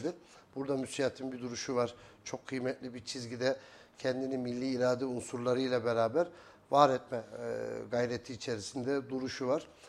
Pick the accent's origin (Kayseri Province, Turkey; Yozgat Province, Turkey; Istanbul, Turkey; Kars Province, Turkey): Kayseri Province, Turkey; also born or lived in Eskişehir; 1977 Kayseri doğumluyum. E, ilk orta ve lise öğrenimi Kayseri'de